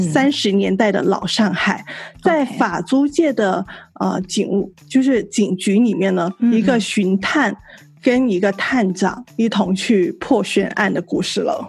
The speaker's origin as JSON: {"language": "Chinese", "region": "Guangdong", "country": "China", "said": "作为一个广东人"}